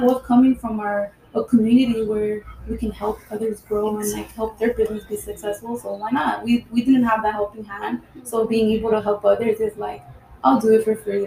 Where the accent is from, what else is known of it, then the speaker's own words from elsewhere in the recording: Highland Park, United States; I grew up in Highland Park.